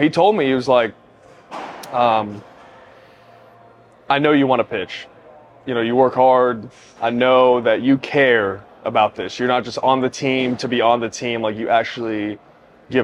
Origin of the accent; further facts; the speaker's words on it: Norcross, Georgia, United States; also born or lived in Singapore; originally I was born in Singapore, but I grew up in the U.S. I grew up right outside of Atlanta in Norcross, Georgia for like about 15 years